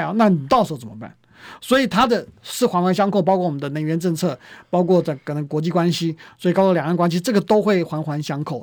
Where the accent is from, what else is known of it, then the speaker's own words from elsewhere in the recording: Taiwan; 我们台湾人